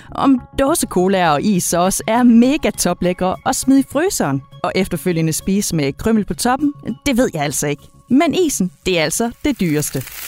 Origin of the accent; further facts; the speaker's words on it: Denmark; det er vi danskere vilde med